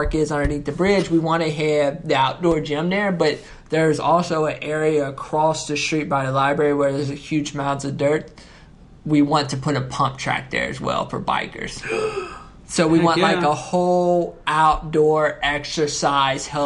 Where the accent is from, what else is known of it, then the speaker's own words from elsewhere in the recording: Newport, Kentucky, United States; I grew up in Newport. I'm from Newport